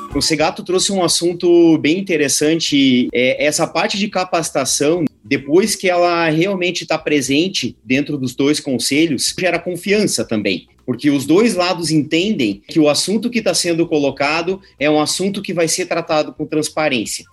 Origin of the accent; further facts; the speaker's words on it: Brazil; a gente como brasileiro